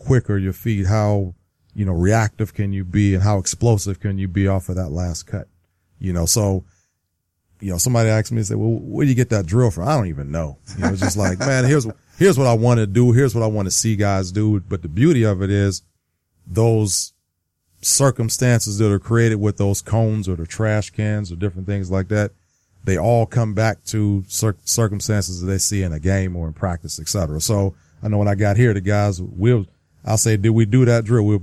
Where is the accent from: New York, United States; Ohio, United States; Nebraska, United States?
Ohio, United States; Youngstown; I grew up in Youngstown, Ohio, so yeah. you could be Pittsburgh or you could be Cleveland, and I was neither.